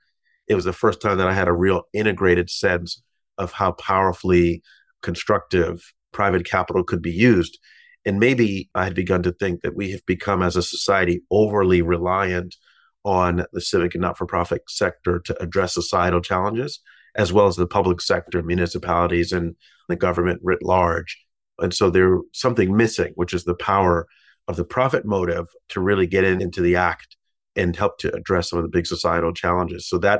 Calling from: New York, United States; I'm in my office in New York.

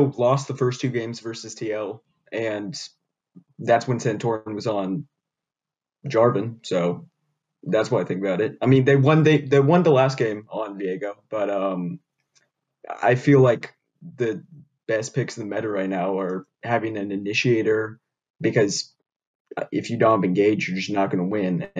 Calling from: Portland, Oregon, United States; Portland, Oregon.

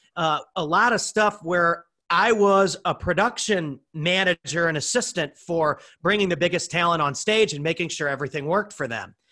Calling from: Dallas, Texas, United States; I'm calling in from Dallas, Texas. I've lived in a lot of different places in the United States, but now I am a Texan.

